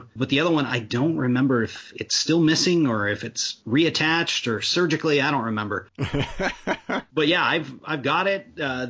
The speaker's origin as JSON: {"language": "English", "region": "Oregon", "country": "United States", "moved": "yes", "said": "I came from Oregon"}